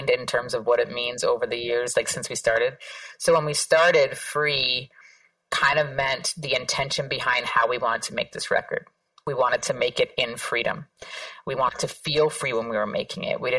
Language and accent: English; Canada; also born or lived in Toronto; now in Queens, United States; this might be a, a, controversial statement for me to make as a Canadian, but unequivocally, the place that I feel most at home is that block